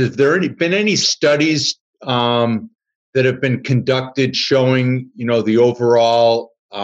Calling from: Chicago, Illinois, United States; I'm calling you from Chicago

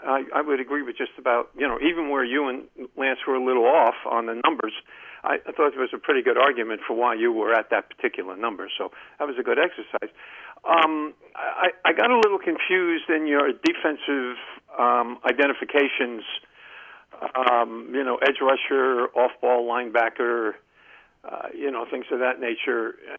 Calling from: Columbia, Maryland, United States; Hey, guys. … from Columbia

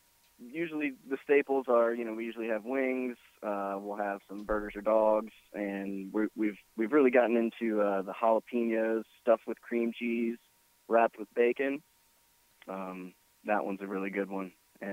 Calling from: Slidell, Louisiana, United States

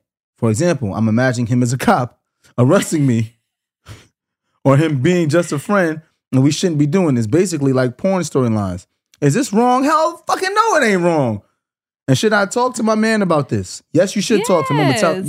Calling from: New York, United States; I'm from New York.

